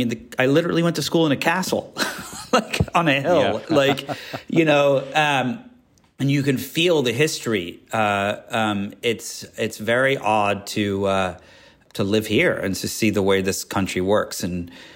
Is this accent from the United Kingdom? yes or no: yes; England, United Kingdom; And, you know, growing up in England, like you felt the history.